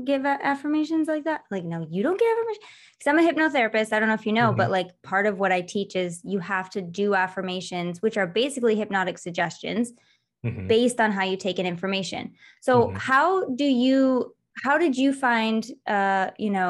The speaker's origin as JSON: {"language": "English", "region": "Michigan", "country": "United States", "tie": "born or raised there", "also_born_or_lived": "Los Angeles, United States", "moved": "yes", "said": "I grew up in Michigan, but I lived in LA for like 12 years"}